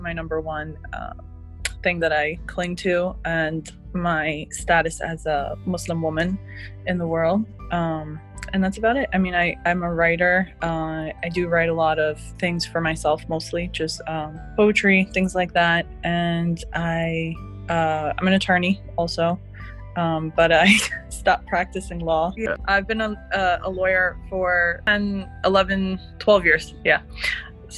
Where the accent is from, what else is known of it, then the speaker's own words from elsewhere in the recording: United States; they eventually came here to the U.S. Like in the 70s. And so they had my sisters and I here